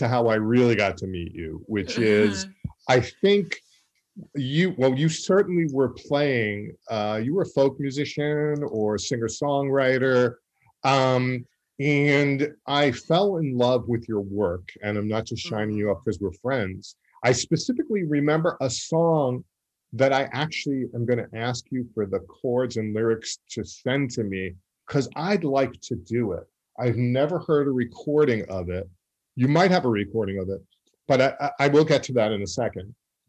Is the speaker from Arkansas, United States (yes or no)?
no; Massapequa, New York, United States; you had relatives where I grew up in Massapequa, like literally a block from where I grew up